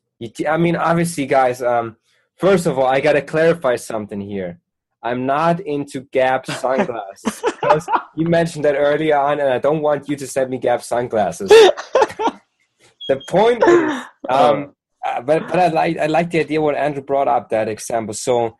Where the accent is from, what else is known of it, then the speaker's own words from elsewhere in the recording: Germany; English is a second language; Well, I'm from Germany, man.